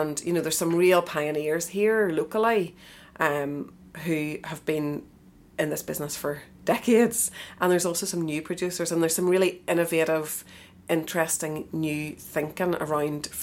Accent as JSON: {"language": "English", "town": "Eglinton", "region": "Northern Ireland", "country": "United Kingdom", "said": "I'm from Eglinton, kind of northwest"}